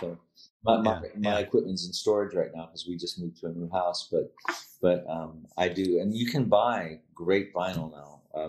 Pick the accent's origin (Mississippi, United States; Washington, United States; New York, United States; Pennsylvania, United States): Pennsylvania, United States; Pittsburgh; Well, I was born right in Pittsburgh.